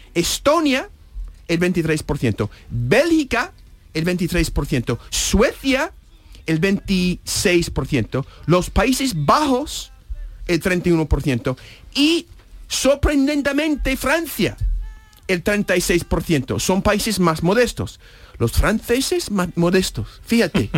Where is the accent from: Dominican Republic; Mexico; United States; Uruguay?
United States; Spanish is a second language; moved away as an adult; also born or lived in New Hampshire; now in Spain; era el presidente de mi país nativo